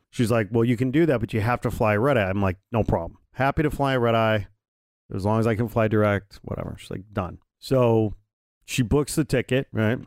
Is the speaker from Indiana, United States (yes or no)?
yes; Indiana, United States; moved away; I'm from Indiana.